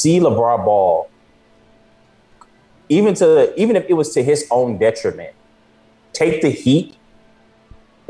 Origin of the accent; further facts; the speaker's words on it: Chicago, Illinois, United States; I'm from Chicago.